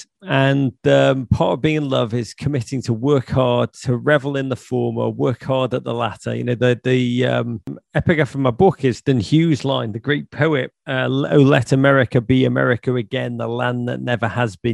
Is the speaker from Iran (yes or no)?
no; Liverpool, North West England, United Kingdom; I grew up in Liverpool